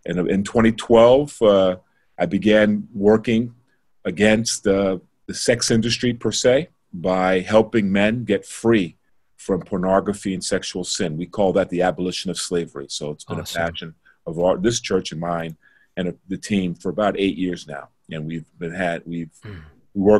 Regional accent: New York, United States; now in Toledo, United States; I'm originally from New York, Queens, New York

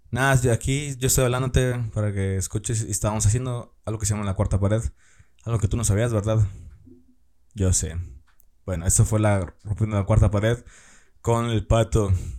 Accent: Tamaulipas, Mexico; now in Ciudad Victoria, Mexico; yo soy del estado de Tamaulipas

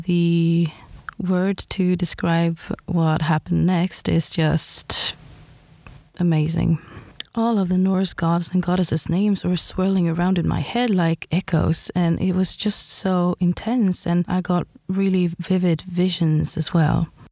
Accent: Sweden; I am from Sweden

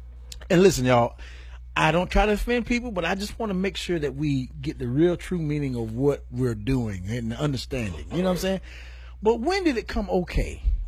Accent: Rocky Mount, United States; I'm from Rocky Point. Now, yeah. Rocky Mount.

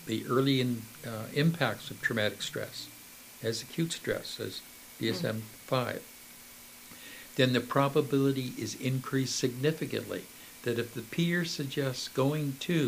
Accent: Canada

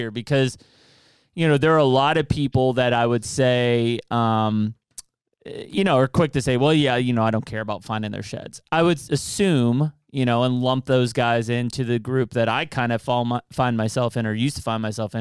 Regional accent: Pennsylvania, United States; growing up in Pennsylvania

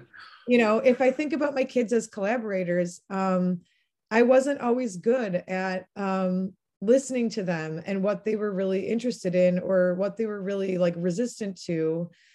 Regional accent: La Crosse, Wisconsin, United States; moved away as an adult; I'm originally from La Crosse, Wisconsin. I um, am part of a large family on both sides of my family that has been in that region

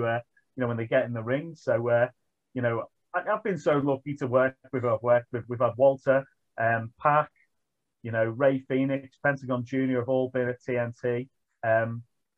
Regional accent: Liverpool, North West England, United Kingdom; I'm from Liverpool

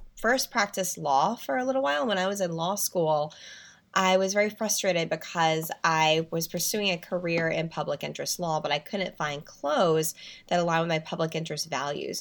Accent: North Carolina, United States; moved away; I'm originally from North Carolina

